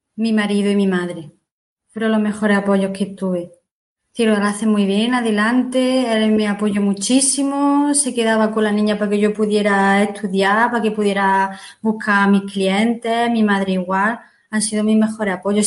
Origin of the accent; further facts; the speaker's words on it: Martos, Andalusia, Spain; yo soy de Marto, de un pueblo de Jaén